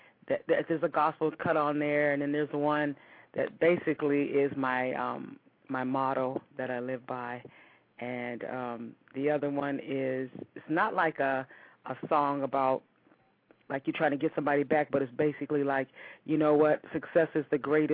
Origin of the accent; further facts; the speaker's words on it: Youngstown, Ohio, United States; I am from Youngstown, Ohio